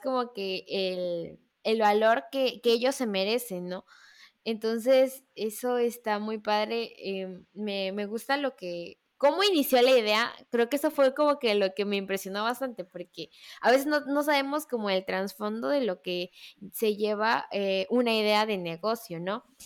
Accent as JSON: {"language": "Spanish", "region": "Veracruz", "country": "Mexico", "said": "yo soy de Veracruz"}